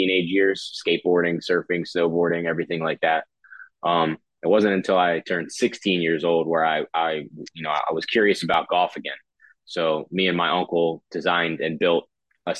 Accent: Northfield, New Jersey, United States; moved away as an adult; now in Miami, United States; I grew up in New Jersey

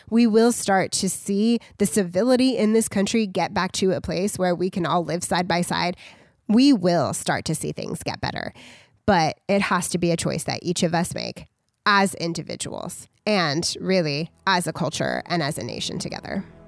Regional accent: United States; we as American citizens

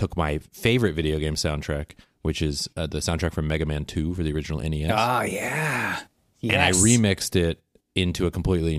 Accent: Pacific Northwest, United States; accent: Pacific Northwest; I was referring to primarily the Pacific Northwest part of my accent.

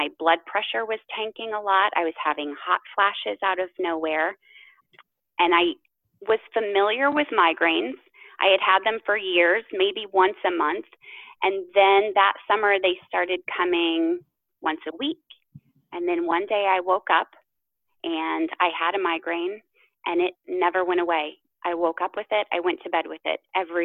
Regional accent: Midwest, United States; I grew up in the Midwest, actually, around horses and animals

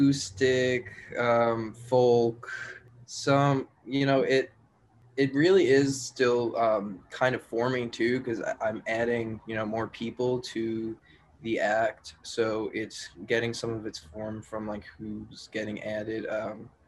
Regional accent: Long Island, New York, United States; moved away as an adult; now in Columbia, United States; Originally, I'm from Long Island, New York

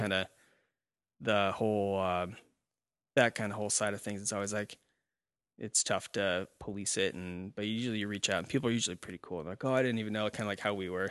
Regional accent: Nebraska, United States; we're from Nebraska

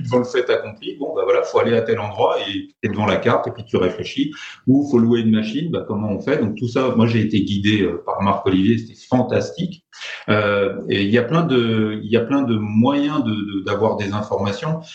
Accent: France; accent: French; je suis français en plus, donc c'est carrément pas ma langue

